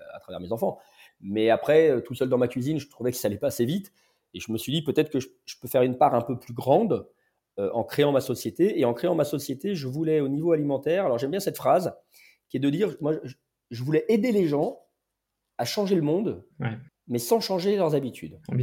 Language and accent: French; Lyon, Auvergne-Rhône-Alpes, France; J'ai grandi à Lyon